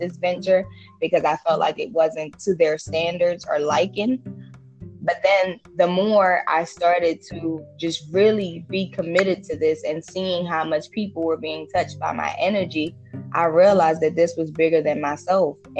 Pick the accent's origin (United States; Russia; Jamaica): Jamaica; I was born and raised in Jamaica.